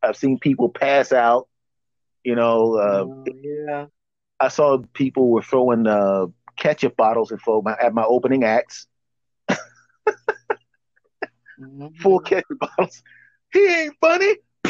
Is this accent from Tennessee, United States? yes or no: no; Philadelphia, Pennsylvania, United States; I am originally from Philly